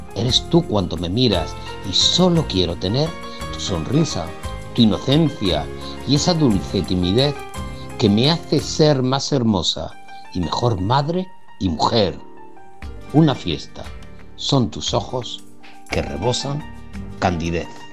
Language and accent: Spanish; San Fernando, Andalusia, Spain; Soy de San Fernando y pertenezco al grupo literario